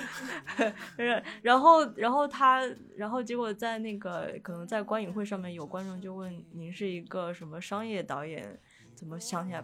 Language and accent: Chinese; Xi'an, Shaanxi, China; also born or lived in Foshan (Shunde), Guangdong; 大年初一就会坐飞机回西安，就是我妈那边，也就是我出生的地方